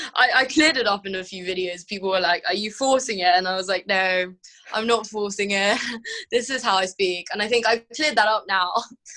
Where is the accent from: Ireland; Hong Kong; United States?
Hong Kong; actually, I'm from Hong Kong